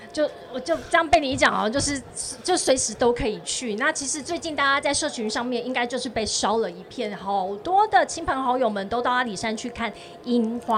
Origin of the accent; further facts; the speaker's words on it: Tainan, Taiwan; 来到云嘉南，也是我的故乡